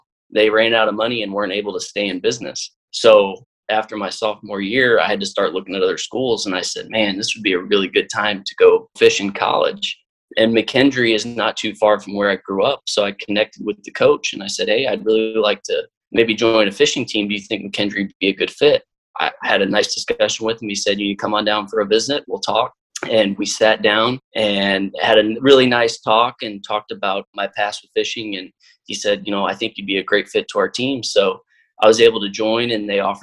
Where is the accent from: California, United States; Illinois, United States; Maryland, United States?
Illinois, United States; Lake of Egypt, southern; now in St. Louis, United States; I grew up on Lake of Egypt down in southern Illinois